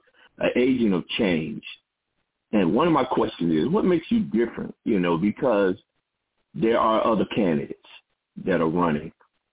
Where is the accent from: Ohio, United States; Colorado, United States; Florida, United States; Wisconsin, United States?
Florida, United States; Panama City; now in Washington, D.C., United States; I'm from Panama City, and I stay in the Washington, D.C. area.